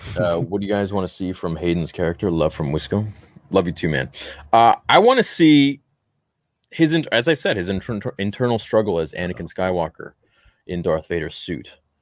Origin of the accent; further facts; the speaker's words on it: Canada; as a Canadian